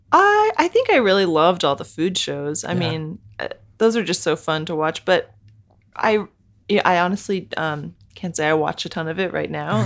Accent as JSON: {"language": "English", "town": "Bethesda", "region": "Maryland", "country": "United States", "tie": "born or raised there", "said": "I grew up in Bethesda, Maryland"}